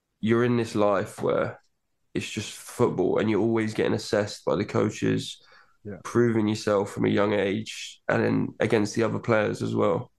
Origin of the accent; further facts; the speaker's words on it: Kent, South East England, United Kingdom; also born or lived in Brighton; now in United States; I was born in Kent, which is more towards London